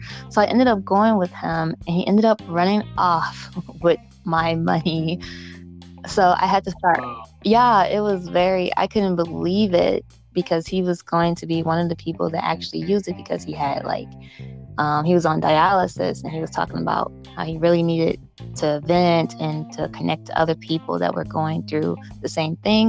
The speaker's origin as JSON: {"language": "English", "town": "Chicago", "region": "Illinois", "country": "United States", "tie": "born or raised there", "moved": "yes", "lives_now": "Minnesota, United States", "said": "Born and raised in Chicago"}